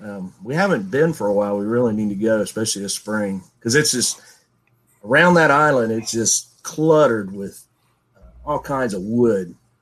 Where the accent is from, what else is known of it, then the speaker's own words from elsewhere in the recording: Chillicothe, Ohio, United States; Chillicothe, Ohio.